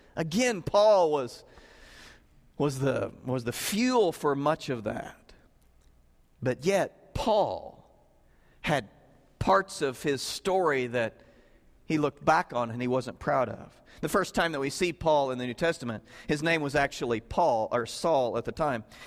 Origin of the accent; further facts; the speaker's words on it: Southern Illinois, United States; I grew up in Southern Illinois